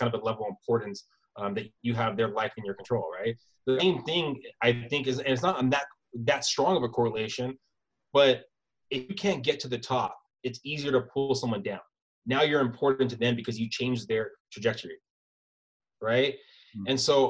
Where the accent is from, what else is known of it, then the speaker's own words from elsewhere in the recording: San Diego, California, United States; born there; I was born in San Diego, moved around a lot.